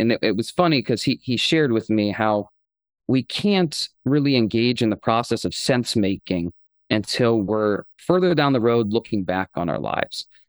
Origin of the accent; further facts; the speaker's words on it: Akron, Ohio, United States; I grew up in Akron, Ohio